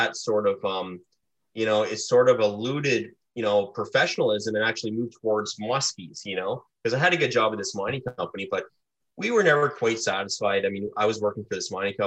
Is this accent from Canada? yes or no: yes; Ontario, Canada; I'm from Ontario originally